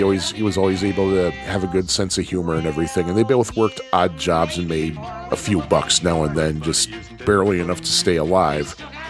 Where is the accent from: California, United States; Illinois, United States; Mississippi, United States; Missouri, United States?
Illinois, United States; Chicago; moved away as an adult; also born or lived in New Jersey; I got a promotion that moved me to Chicago, which is what I wanted because I'm from the Chicago area and I wanted to go back home. And I was living in New Jersey at the time.